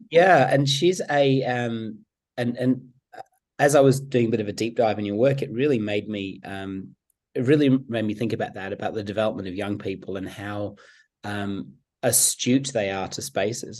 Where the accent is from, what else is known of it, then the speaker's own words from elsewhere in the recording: England, United Kingdom; now in Sydney, Australia; I myself am English as well